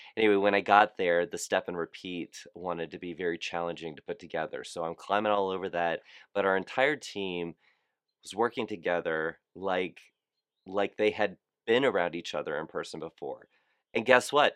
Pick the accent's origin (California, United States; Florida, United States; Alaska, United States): Florida, United States; South; I'm from South Florida